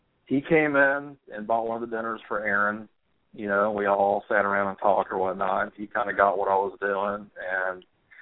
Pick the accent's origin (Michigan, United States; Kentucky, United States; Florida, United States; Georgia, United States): Georgia, United States; Atlanta; We grew up in Atlanta together